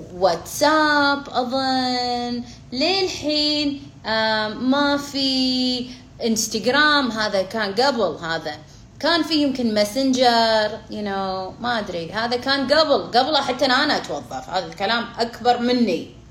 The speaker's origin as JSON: {"language": "Arabic", "country": "Kuwait", "said": "انا بالكويت انا كويتيه"}